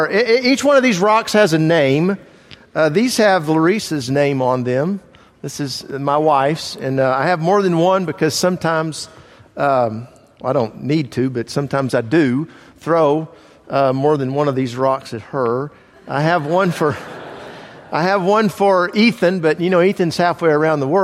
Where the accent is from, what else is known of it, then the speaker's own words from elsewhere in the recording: Italy; moved away; I grew up in Italy